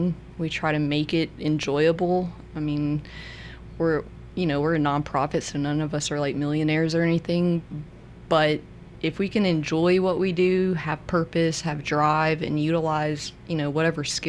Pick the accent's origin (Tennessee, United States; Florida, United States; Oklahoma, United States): Tennessee, United States; Memphis; I grew up in Memphis in a lower income neighborhood